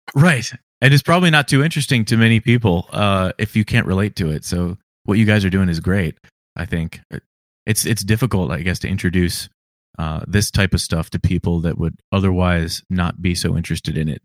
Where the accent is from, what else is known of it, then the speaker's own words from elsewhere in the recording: Virginia, United States; I'm from Virginia